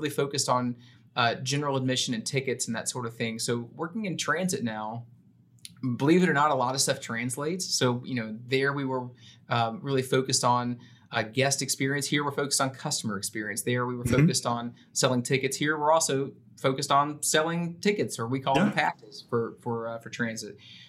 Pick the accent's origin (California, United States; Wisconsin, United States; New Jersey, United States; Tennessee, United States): Tennessee, United States; Memphis; moved away as an adult; also born or lived in San Antonio, Texas; now in Austin, United States; I'm originally from Memphis, Tennessee. I've been a Texan now for over a decade